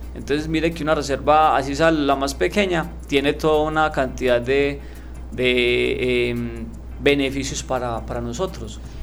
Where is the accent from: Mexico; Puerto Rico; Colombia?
Colombia; Andes, Antioquia; moved away as an adult; now in Medellín, Colombia; yo soy de Andes, eh, me vine a estudiar acá a Medellín en el año 2001